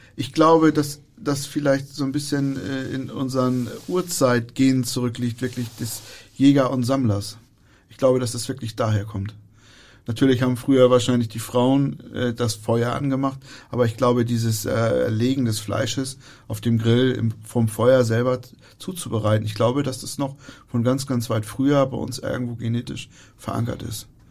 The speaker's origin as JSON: {"language": "German", "country": "Germany", "said": "wir als Deutsche"}